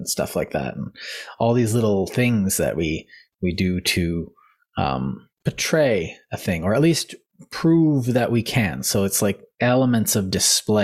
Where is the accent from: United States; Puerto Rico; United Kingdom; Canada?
Canada; we're Canadian